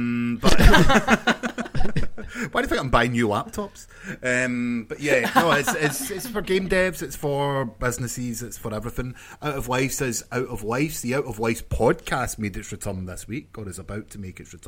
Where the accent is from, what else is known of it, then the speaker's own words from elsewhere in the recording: Scotland, United Kingdom; I know I'm Scottish.